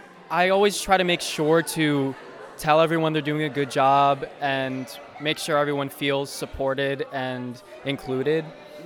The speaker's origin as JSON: {"language": "English", "town": "Mundelein", "region": "Illinois", "country": "United States", "said": "I'm from Mundelein, Illinois."}